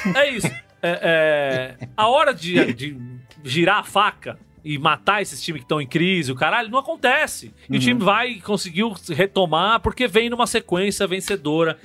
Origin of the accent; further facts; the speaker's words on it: São Paulo, Brazil; A gente, enquanto paulista